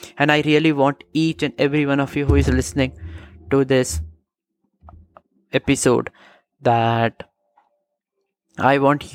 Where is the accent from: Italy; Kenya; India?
India; my home country, India.